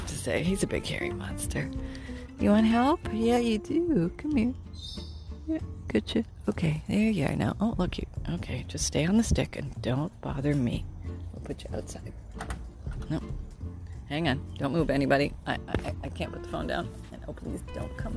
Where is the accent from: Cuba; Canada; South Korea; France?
Canada; I'm from Canada